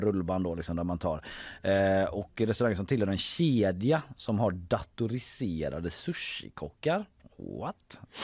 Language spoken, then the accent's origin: Swedish; Gothenburg, Västra Götaland, Sweden; man själv som göteborgare